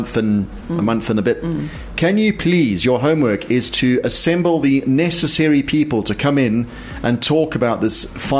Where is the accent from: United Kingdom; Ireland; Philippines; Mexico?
United Kingdom; now in South Africa; I was born in the UK.